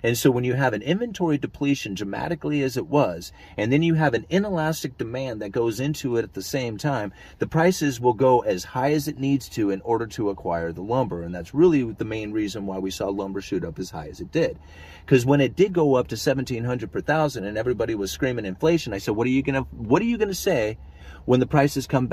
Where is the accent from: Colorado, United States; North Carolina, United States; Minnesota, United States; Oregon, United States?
Oregon, United States; I come from Oregon